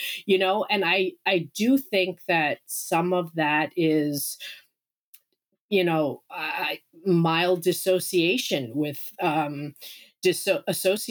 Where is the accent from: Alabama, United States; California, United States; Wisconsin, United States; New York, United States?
New York, United States; Long Island; also born or lived in Incheon, South Korea / Vermont; now in Maine, United States; I was raised on Long Island, New York, and lived there, moved around a lot as a child, mostly on Long Island